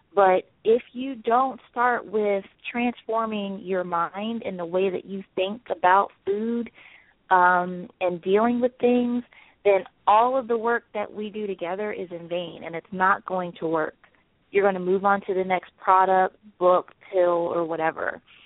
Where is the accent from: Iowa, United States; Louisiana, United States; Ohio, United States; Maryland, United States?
Maryland, United States; Salisbury; now in Philadelphia, United States; I'm originally from Salisbury, Maryland